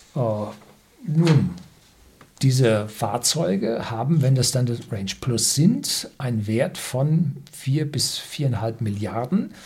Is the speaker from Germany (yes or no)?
yes; Bavaria, Germany; also born or lived in south of Munich; als Bayer, wenn man im Süden von München wohnt